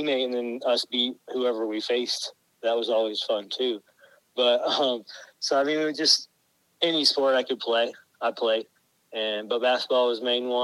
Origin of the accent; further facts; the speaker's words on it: Elkhart, Indiana, United States; I am from Elkhart, Indiana. So, I'm from Indiana. I grew up right here. I was born at the Goshen Hospital here in Elkhart.